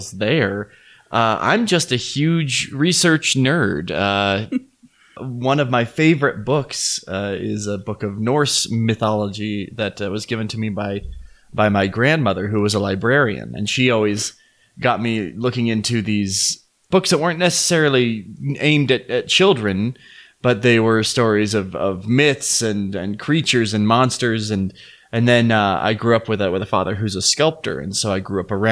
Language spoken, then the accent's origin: English; Salt Lake City, Utah, United States; I'm from Salt Lake City, Utah. Born and raised